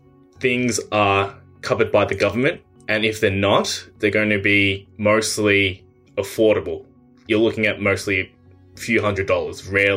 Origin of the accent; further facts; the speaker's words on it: Australia; as an Australian